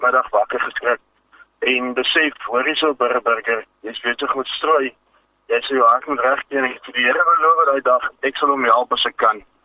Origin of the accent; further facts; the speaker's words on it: Vredendal, Western Cape, South Africa; ek is van Vredendal